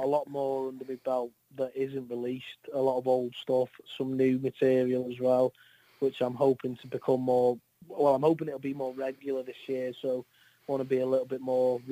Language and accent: English; North Wales, United Kingdom; I'm from North Wales